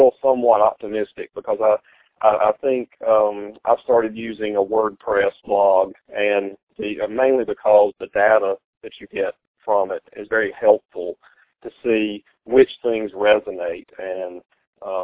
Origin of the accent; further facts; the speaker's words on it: the American South, United States; that background, which is Southern